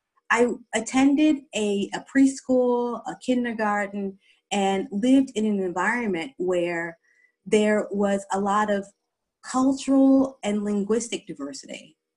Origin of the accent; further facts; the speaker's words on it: East Coast, United States; I'm an American, and I grew up in 3 U.S. East Coast states. So by the time I was 14